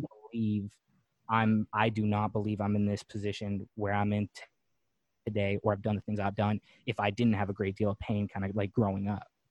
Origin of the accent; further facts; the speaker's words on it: Winnipeg, Manitoba, Canada; moved away as an adult; now in Los Angeles, United States; growing up in Winnipeg, Manitoba.